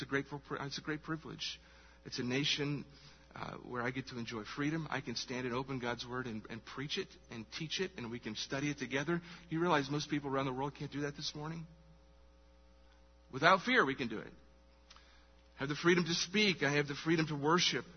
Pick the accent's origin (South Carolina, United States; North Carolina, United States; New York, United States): South Carolina, United States; Charleston; I was born here, Charleston, South Carolina. Woo! That's where I was born. Get privileged to live in my hometown